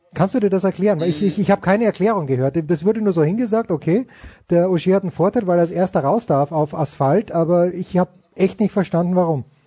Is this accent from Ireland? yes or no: no; Austria; als Österreicher